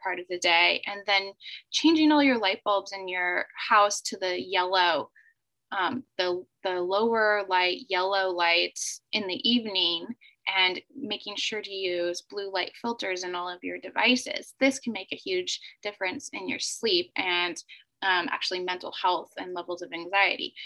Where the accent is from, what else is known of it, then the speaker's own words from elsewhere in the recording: United States; moved away as an adult; also born or lived in South Korea; my home country in the United States